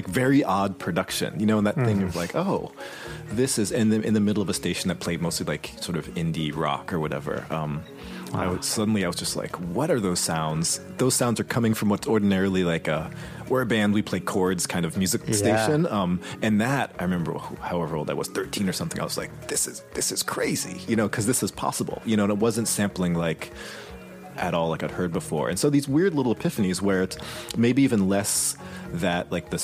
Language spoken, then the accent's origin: English; Boston, Massachusetts, United States; growing up in Boston